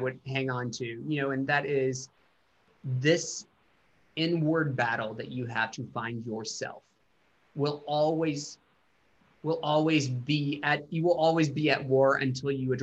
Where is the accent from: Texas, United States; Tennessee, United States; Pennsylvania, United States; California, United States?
Tennessee, United States; Chattanooga; moved away; I go back to Chattanooga and play my hometown for the first time